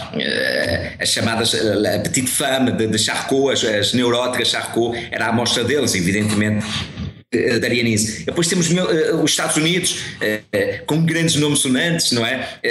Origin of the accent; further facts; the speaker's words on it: Guimarães, Braga, Portugal; now in Porto, Portugal; eu vivo no Porto um, ehm, e sou natural de Guimarães, mas vivo atualmente no Porto